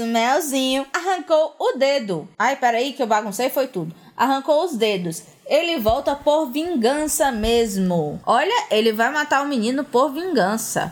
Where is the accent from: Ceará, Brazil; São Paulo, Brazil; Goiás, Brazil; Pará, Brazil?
Ceará, Brazil; Fortaleza; A gente é de Fortaleza, Ceará, os três